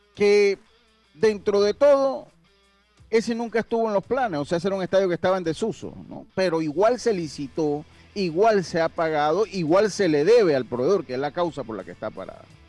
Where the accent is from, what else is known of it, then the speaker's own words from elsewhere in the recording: Los Santos, Panama; moved away; allá en mi tierra, bella, Los Santos